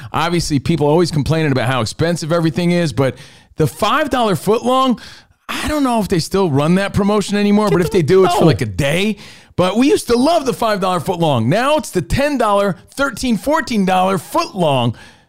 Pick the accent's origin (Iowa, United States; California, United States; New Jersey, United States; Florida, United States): New Jersey, United States; Union; And, dude, speaking of New York, growing up in New Jersey, I'm from Union, New Jersey. I would take the Lincoln Tunnel to New York City.